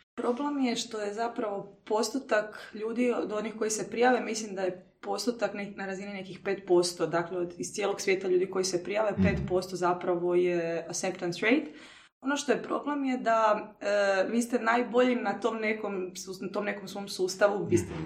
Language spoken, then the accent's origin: Croatian; Croatia; moved away as an adult; ja, ono, iz Hrvatske sam studiram